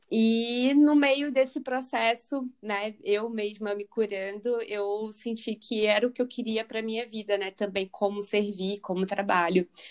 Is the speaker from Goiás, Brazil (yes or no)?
no; Rio de Janeiro, Brazil; moved away as an adult; now in London, United Kingdom; eu sou carioca, nasci no Rio, Agora eu estou morando aqui em Londres